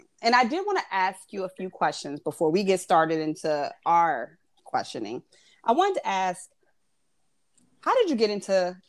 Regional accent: Midwest, United States; moved away; We're me, Tracy, and Alonzo, we're all from the Midwest as well.

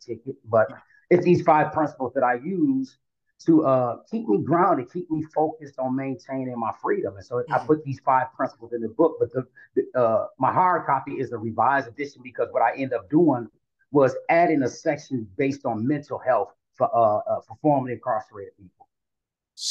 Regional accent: Flint, Michigan, United States; moved away as an adult; now in Atlanta, United States; I'm from Flint, Michigan, born and raised.

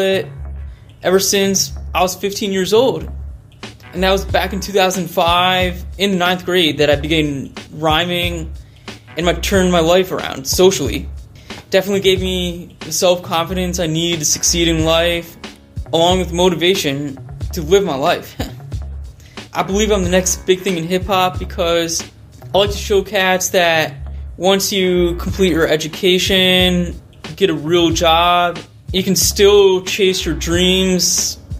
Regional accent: Great Falls, Virginia, United States; I'm from Great Falls, Virginia, outside Washington, D.C.

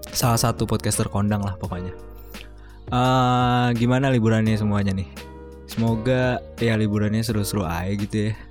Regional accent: Jakarta, Indonesia; terus gue juga orang Betawi kan uh, kalau lamaran apa segala macam ya

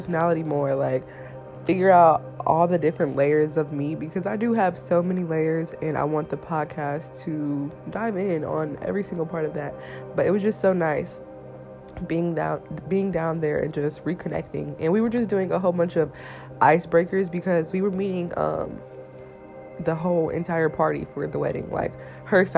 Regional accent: Indiana, United States; also born or lived in Atlanta, Georgia; I'm from Indiana

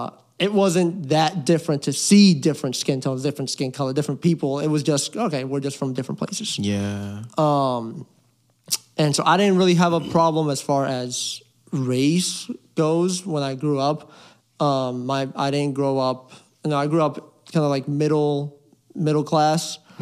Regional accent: Fairfax, Virginia, United States; also born or lived in Puerto Rico; Grew up in Fairfax, Virginia. Mm-hmm. Pretty diverse area.

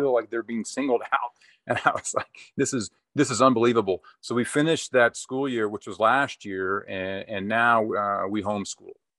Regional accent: Texas, United States; moved away as an adult; also born or lived in California; came back to my home state of Texas

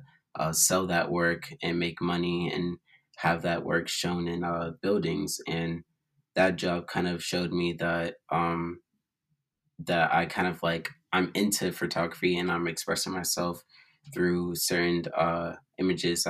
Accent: Boston, Massachusetts, United States; I'm from Boston, Massachusetts.

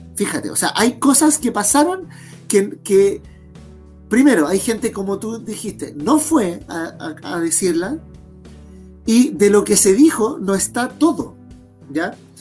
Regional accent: Chile; como sociedad chilena

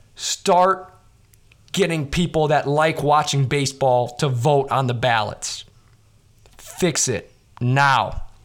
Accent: Chicago, Illinois, United States; I grew up in Chicago

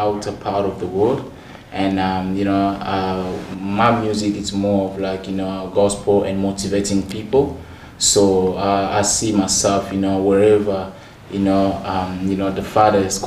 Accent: DR Congo; now in Australia; I am from Democratic Republic of Congo.

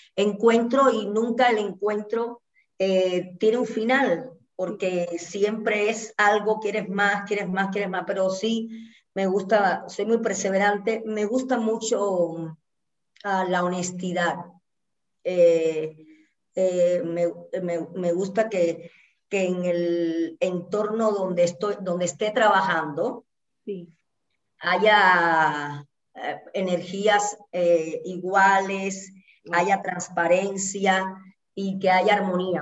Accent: Santa Clara, Villa Clara, Cuba; moved away as an adult; also born or lived in Havana, Cuba; now in Mexico; otro municipio que quedaba cerquita de Santa Clara, que fue donde yo nací

